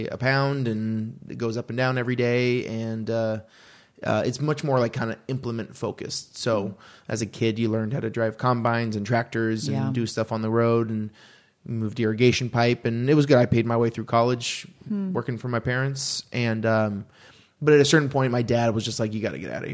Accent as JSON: {"language": "English", "town": "Aurora", "region": "Oregon", "country": "United States", "tie": "born or raised there", "moved": "yes", "said": "I grew up about 20-25 minutes south of Portland"}